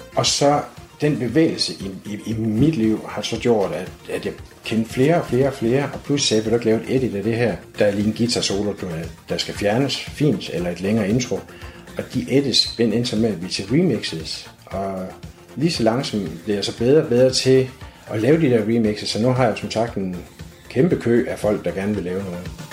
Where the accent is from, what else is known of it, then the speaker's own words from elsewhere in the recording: Aarhus, Central Denmark Region, Denmark; født og opvokset her i Aarhus